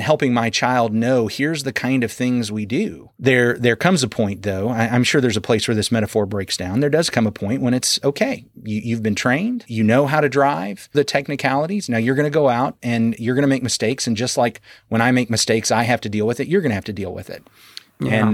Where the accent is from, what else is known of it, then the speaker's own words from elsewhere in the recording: Arkansas, United States; moved away; I was from Arkansas because back then we could get our permits at 14